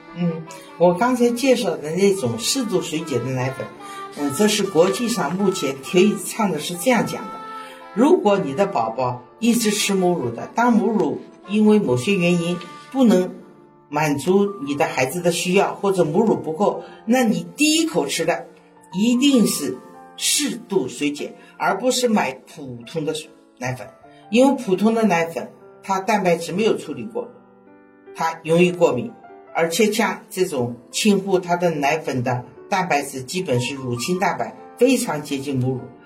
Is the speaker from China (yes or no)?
yes; Shanghai, China; accent: Shanghainese; 我们上海话